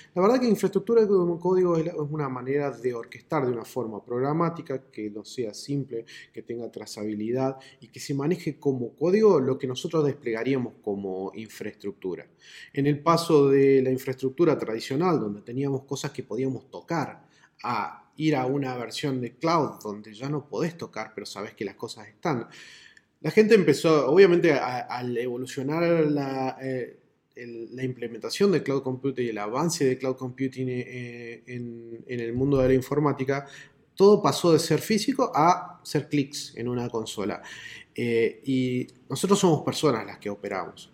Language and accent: Spanish; Córdoba, Argentina; acá yo estoy en Córdoba